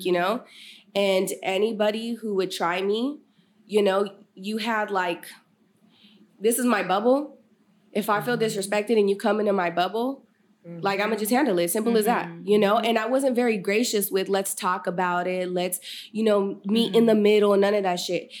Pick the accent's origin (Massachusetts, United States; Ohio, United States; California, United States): California, United States; Sacramento; also born or lived in Galt, California; I was born here in Sacramento, California, uh, North Highlands to be specific